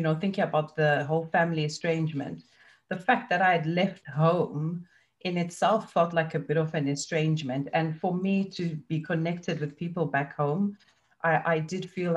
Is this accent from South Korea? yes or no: no; Zimbabwe; moved away; I grew up in Zimbabwe and it's a cash economy